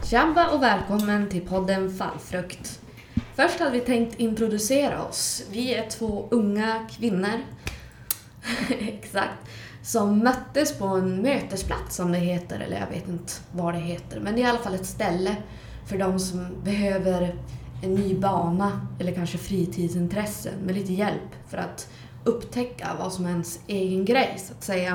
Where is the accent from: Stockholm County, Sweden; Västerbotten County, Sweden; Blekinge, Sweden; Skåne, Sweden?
Västerbotten County, Sweden; Skellefteå